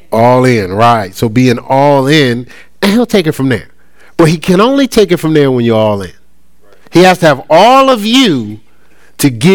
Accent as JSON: {"language": "English", "town": "Newark", "region": "New Jersey", "country": "United States", "tie": "born or raised there", "said": "growing up in my hometown in Newark"}